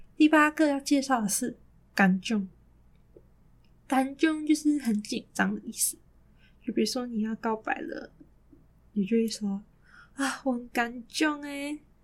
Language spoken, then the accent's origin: Chinese; Malaysia; 也可以跟我们马来西亚人套几句 Rojak 语言